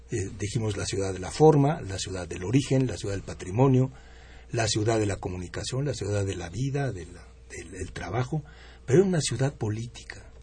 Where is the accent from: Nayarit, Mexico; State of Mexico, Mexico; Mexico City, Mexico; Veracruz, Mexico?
Mexico City, Mexico; bueno, es que yo soy de la Ciudad de México y a mí me encanta y amo la Ciudad de México